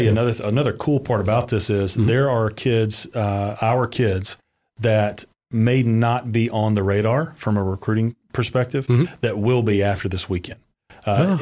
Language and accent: English; Valdosta, Georgia, United States; originally, I'm from Valdosta, Georgia